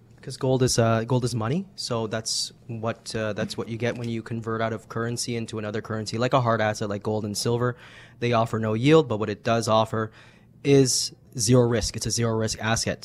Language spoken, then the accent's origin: English; Canada; as Canadians